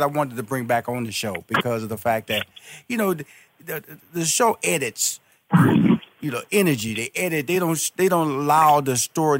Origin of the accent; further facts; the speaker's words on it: Chicago, Illinois, United States; like I'm from Chicago.